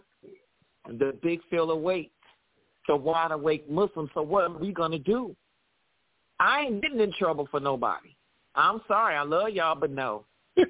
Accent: Cleveland, Ohio, United States; now in Los Angeles, United States; when I was growing up in Cleveland, we had fallout shelters at the schools

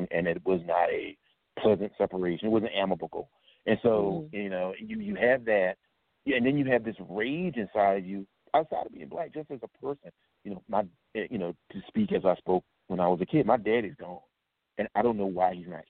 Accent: Virginia, United States; I grew up in Virginia

